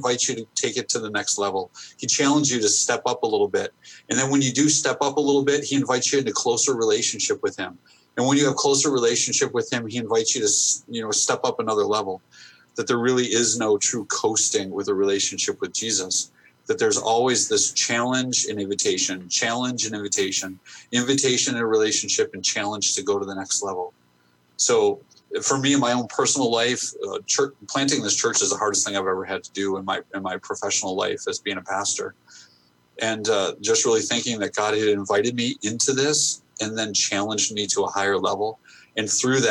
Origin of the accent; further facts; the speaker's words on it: United States; us as American pastors